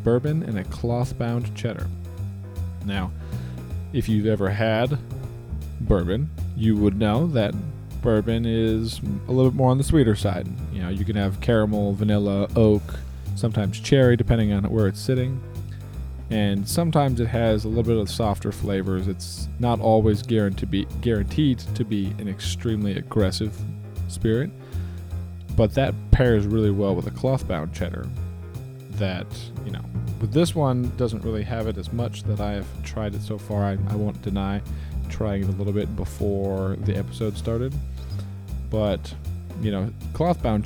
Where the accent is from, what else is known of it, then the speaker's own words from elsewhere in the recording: Alabama, United States; I am from Alabama